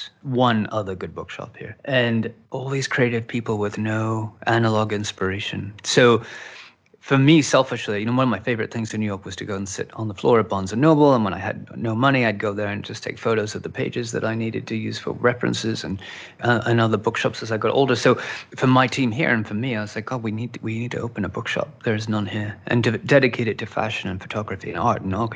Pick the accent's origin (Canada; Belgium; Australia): Australia; Outback Australia; now in Los Angeles, United States; growing up in Outback Australia with six television stations and a couple of magazines